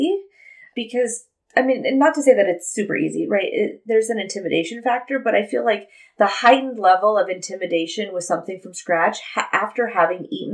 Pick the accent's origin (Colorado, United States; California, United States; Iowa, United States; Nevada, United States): Nevada, United States; outside of Laughlin; in Laughlin, like I grew up like outside of Laughlin